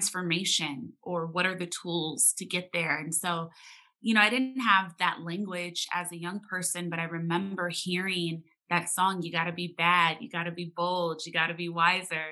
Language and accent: English; Los Angeles, California, United States; especially as a younger person growing up in Los Angeles